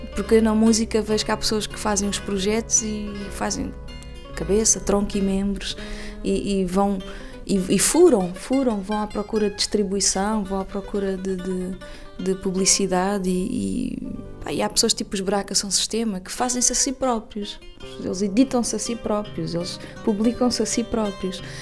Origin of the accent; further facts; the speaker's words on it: Lisbon, Portugal; also born or lived in Cape Verde; Lisboa é a minha terra, foi aqui que eu nasci e é aqui que eu gosto de viver